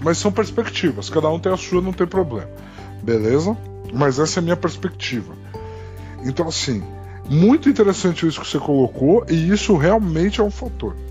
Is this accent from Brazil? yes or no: yes; Brazil; A gente é brasileiro